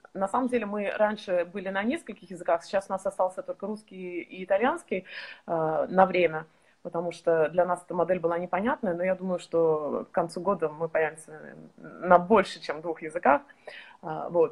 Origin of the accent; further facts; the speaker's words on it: Estonia; moved away; сейчас мы находимся в Эстонии, а, откуда я родом издавна.